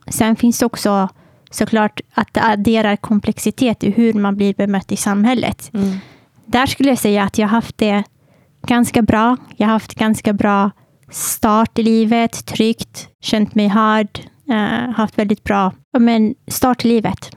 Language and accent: Swedish; Södertälje, Stockholm County, Sweden; född och uppvuxen i Södertälje